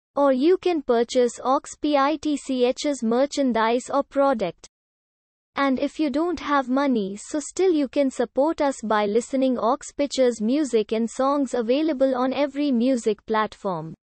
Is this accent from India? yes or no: yes; Delhi, India; I am from Delhi, India